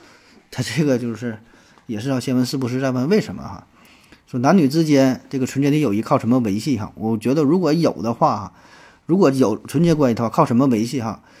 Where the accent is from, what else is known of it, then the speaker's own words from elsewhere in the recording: China; 就我们中国人绝大多数人的头发都是黑色的